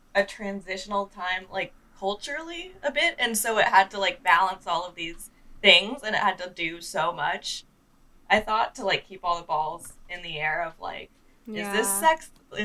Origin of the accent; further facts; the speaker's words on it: Seattle, Washington, United States; I grew up in Seattle, but they had them in the suburbs.